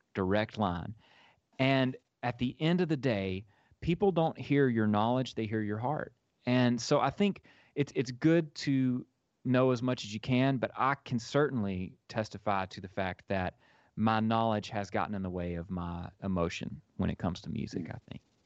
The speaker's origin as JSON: {"language": "English", "town": "Grenada", "region": "Mississippi", "country": "United States", "tie": "born or raised there", "moved": "yes", "lives_now": "Nashville, United States", "said": "create a program in my hometown, the Follow Your Heart Arts program. And, uh, and, and, and, through the experience of putting this program together with my family and, and from uh, local leaders in Grenada"}